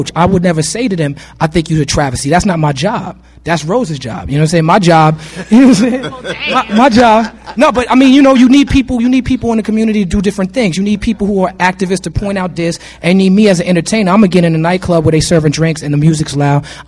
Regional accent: New York City, New York, United States; I'm from New York City.

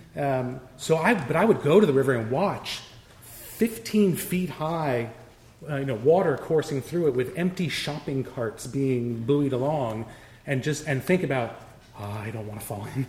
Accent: Los Angeles, California, United States; I grew up in North Hollywood

